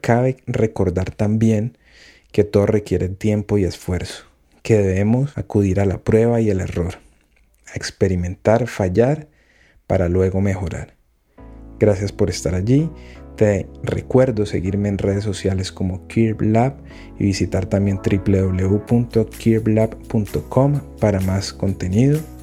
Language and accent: Spanish; Colombia; mi país. Colombia.